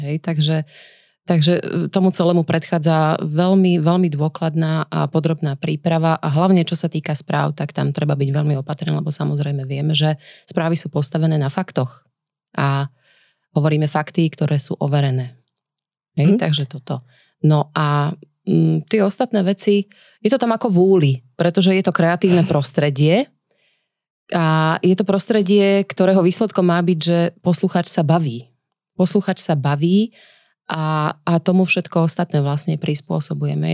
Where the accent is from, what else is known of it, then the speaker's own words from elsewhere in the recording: Nitra, Nitra Region, Slovakia; v Nitre, odkiaľ pochádzam